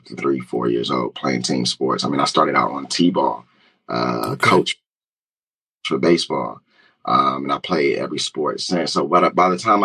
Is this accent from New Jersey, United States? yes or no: yes; New Jersey, United States; also born or lived in Philadelphia, United States; I grew up, you know, around the area in New Jersey and Philly